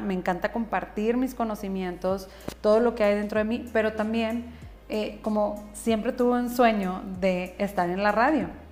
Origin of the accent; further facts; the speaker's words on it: northern Mexico, Mexico; soy bien norteña, tengo una voz fuerte